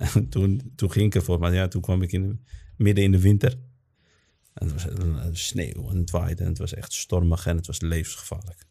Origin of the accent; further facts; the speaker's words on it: Netherlands; also born or lived in Morocco; wij zijn in Nederland ook geboren als moslims en opgevoed als moslims